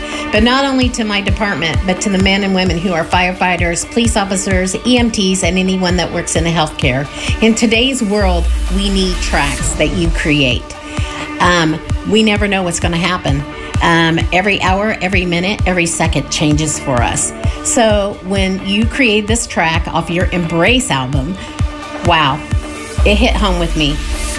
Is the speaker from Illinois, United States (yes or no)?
yes; Champaign, Illinois, United States; I'm from Champaign, Illinois, USA.